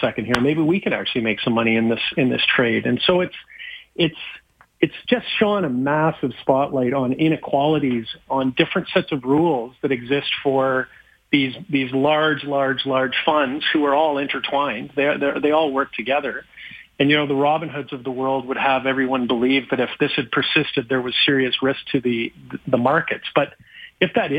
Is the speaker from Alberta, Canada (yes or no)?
yes; Calgary, Alberta, Canada; moved away; I'm from Calgary